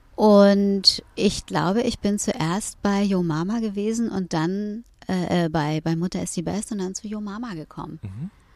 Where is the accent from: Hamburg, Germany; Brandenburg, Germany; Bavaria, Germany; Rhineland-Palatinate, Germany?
Hamburg, Germany; moved away as an adult; now in Berlin, Germany; aufgewachsen bin ich äh, in Eppendorf